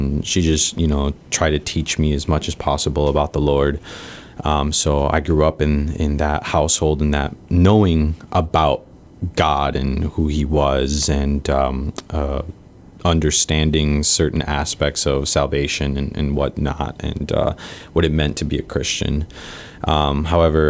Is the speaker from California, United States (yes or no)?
no; Wisconsin, United States; also born or lived in Mexico / Texas; now in Guam; our family decided to emigrate up to Wisconsin. And that was around the age of 5 to 6 years old